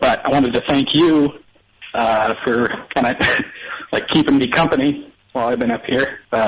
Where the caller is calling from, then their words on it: Wasilla, Alaska, United States; Wasilla, Alaska.